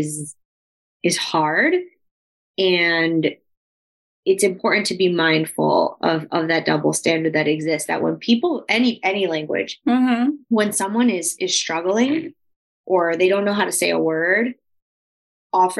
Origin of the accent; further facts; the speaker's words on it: United States; I was born here. I identify, right? I have my blue passport.